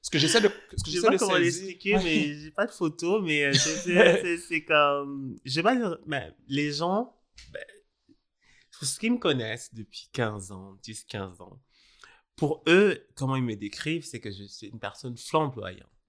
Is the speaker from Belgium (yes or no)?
no; Senegal; also born or lived in Burundi; je suis né au Donc, Burundi, mais j'ai grandi au Sénégal.